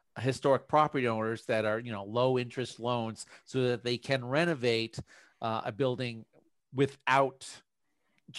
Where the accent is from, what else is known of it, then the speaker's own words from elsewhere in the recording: New England, United States; moved away; I'm from New England